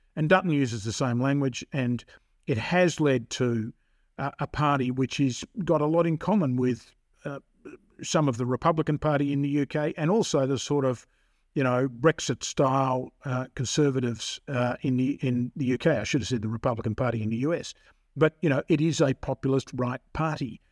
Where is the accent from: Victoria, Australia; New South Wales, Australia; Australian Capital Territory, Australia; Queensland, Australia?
Victoria, Australia; moved away as an adult; also born or lived in Tasmania; I come from Victoria, but I went back down to Tasmania